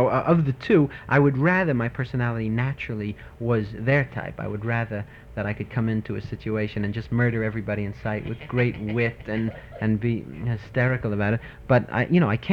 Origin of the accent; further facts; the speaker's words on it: New York City, New York, United States; I am from Brooklyn.